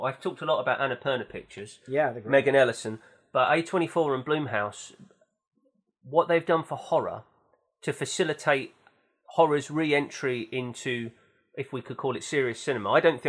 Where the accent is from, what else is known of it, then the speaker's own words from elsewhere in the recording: London, United Kingdom; also born or lived in East Anglia; I'm from East London. I'm from East Anglia. I lived in San Francisco. I studied in Norwich. I'm now in London.